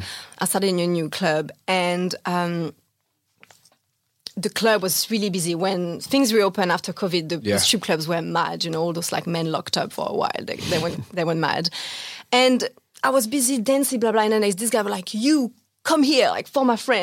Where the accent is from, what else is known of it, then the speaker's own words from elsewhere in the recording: Aubagne, Provence-Alpes-Côte d'Azur, France; English is a second language; moved away as an adult; now in London, United Kingdom; I was born in Aubagne, which is like a little town next to Marseille.